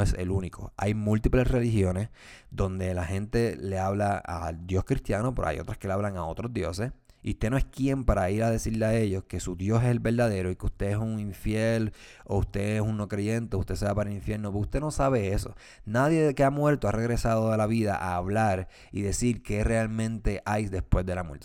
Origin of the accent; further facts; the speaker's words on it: Puerto Rico; yo soy puertorriqueño y obviamente lo que sucede en mi país me preocupa